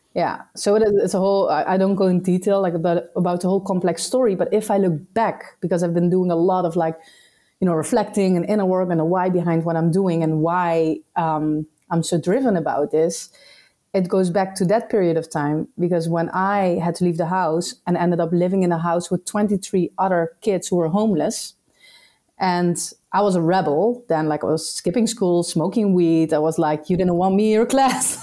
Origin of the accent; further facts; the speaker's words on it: Netherlands; moved away as an adult; also born or lived in Suriname; now in Madeira, Portugal; I'm from the Netherlands